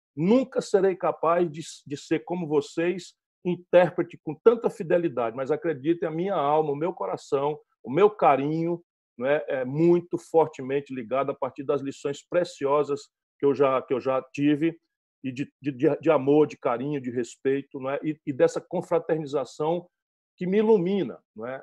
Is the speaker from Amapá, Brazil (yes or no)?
no; Sobral, Ceará, Brazil; o ambiente onde eu fui criado, interior do Nordeste do Brasil, Sobral